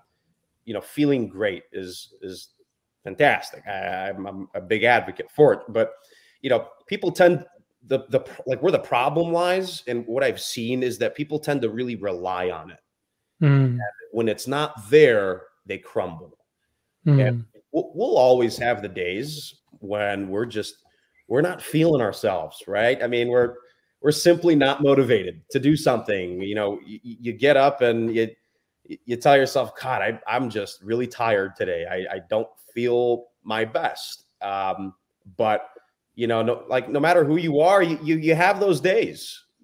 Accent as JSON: {"language": "English", "town": "Chicago", "region": "Illinois", "country": "United States", "said": "I'm from Chicago."}